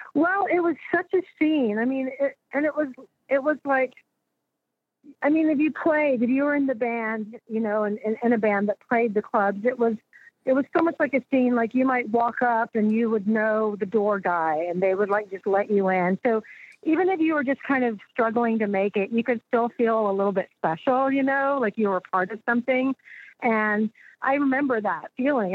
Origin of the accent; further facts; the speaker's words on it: Austin, Texas, United States; I was born and raised here, and you know, Texans have a weird kind of regional pride